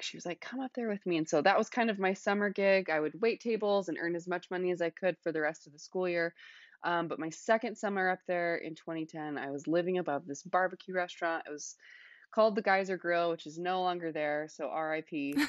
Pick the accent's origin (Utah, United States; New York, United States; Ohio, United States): Utah, United States; Salt Lake City; moved away as an adult; now in Washington State, United States; I am from Salt Lake City, Utah. That's where I grew up